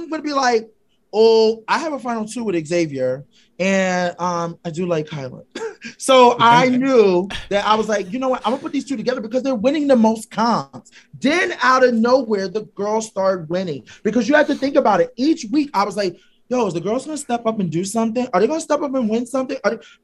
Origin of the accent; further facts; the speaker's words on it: Philadelphia, Pennsylvania, United States; I'm from Philly